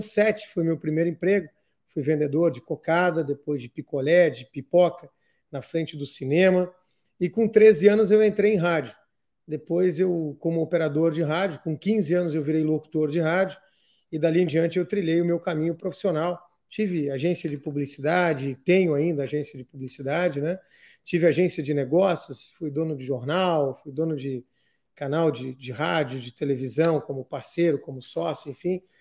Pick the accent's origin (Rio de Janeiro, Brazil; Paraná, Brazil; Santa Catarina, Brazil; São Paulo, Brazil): Santa Catarina, Brazil; Criciúma; sou natural de Criciúma, sou filho de Santa Catarina